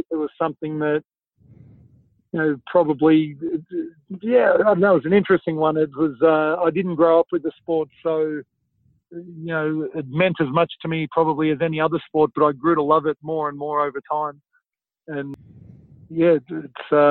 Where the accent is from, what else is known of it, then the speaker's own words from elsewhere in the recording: Australia; moved away as an adult; also born or lived in Chicago; that's my home country